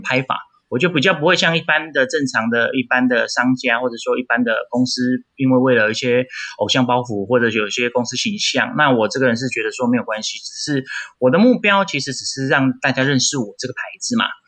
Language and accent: Chinese; Taipei, Taiwan; 我是台北人